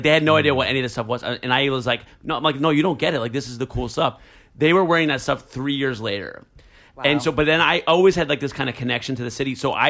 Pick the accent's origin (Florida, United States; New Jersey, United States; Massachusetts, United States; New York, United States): New Jersey, United States; I grew up in a city in Jersey, and then we moved to a farm when I was 12.